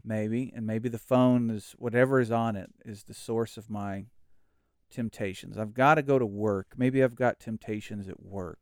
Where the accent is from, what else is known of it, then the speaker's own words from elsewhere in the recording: Oklahoma, United States; now in Texas, United States; Oklahoma is my home